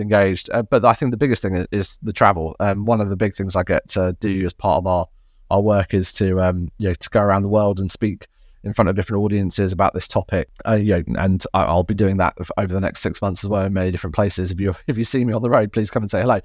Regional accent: United Kingdom; now in Surrey, United Kingdom; being a Brit

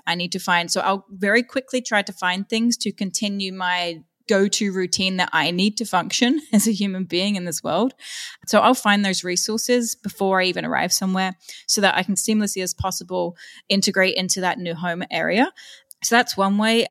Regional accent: London, United Kingdom; moved away as an adult; also born or lived in Austria; growing up in London, it's pretty open-minded and I never really had any issues there.

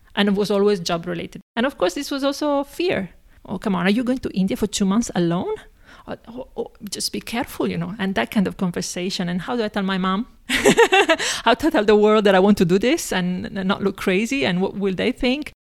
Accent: Padua, Veneto, Italy; now in Prague, Czech Republic; I was born in Italy, in a town called Padova, or Padova, which is close to Venice

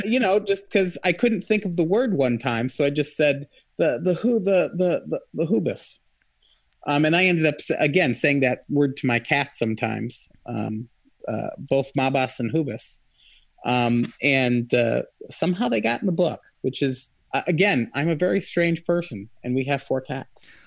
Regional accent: Michigan, United States; I'm from Michigan

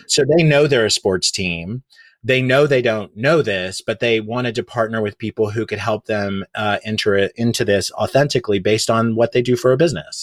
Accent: Oklahoma, United States; moved away as an adult; now in New York City, United States; I grew up in Oklahoma, which is very conservative

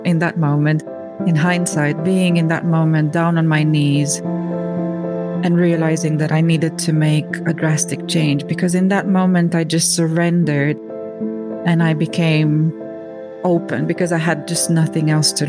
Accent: Romania; I was born in Romania during the communism. So my first 7 years of life were during the communism

